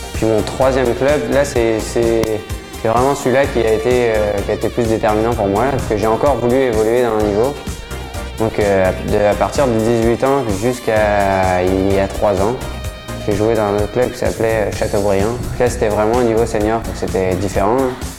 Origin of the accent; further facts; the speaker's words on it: France; also born or lived in Quebec City, Canada; now in Canada; chez nous, en France